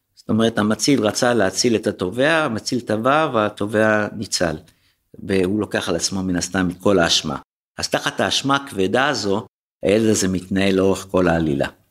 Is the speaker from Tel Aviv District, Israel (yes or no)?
yes; Tel Aviv, Tel Aviv District, Israel; שאני חוויתי בתור ילד בשוק הזה